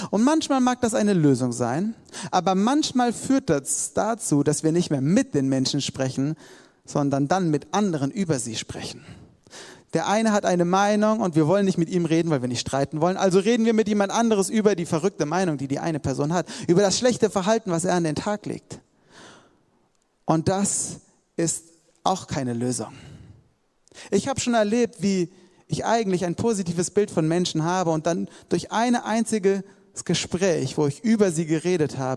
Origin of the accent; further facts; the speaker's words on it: Hesse, Germany; ich komme eigentlich aus Hessen und habe hier als Zivildienstleistender mitgearbeitet